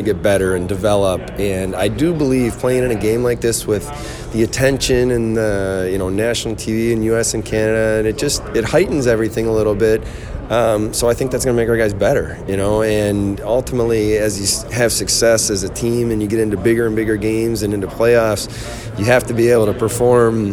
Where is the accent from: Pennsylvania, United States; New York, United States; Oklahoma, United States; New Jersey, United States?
New York, United States; Buffalo; I'm from Buffalo too